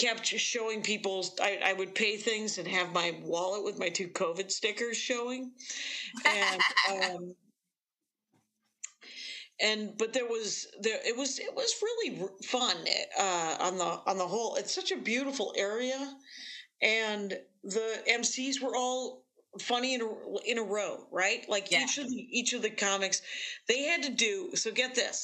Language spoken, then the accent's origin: English; Wisconsin, United States; I'm from Wisconsin.